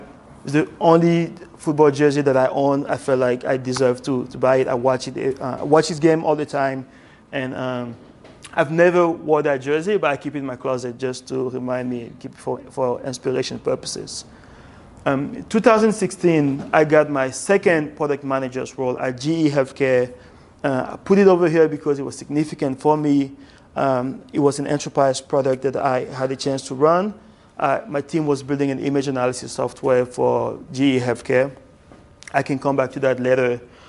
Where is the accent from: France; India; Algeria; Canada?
Algeria; born there; I was born in West Africa in a country called Algeria.